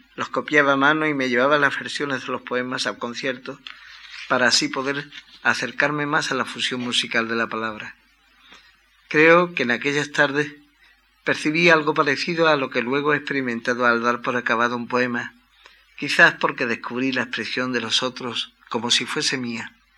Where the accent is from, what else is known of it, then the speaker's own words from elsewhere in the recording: Cádiz, Andalusia, Spain; mi ciudad natal, un lugar de provincias que aunque concedió cuna a Manuel de Falla